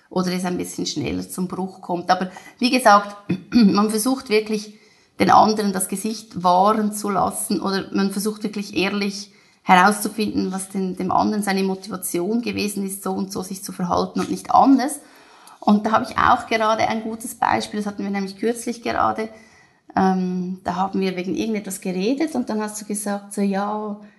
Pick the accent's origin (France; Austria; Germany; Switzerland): Switzerland; dass man wirklich als Schweizer auch oft ein bisschen zwischen den Zeilen spricht.